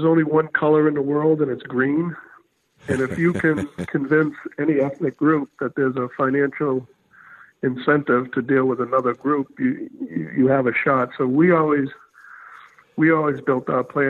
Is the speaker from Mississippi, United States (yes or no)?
no; Haverhill, Massachusetts, United States; I grew up outside of Boston in an industrial town called Haverhill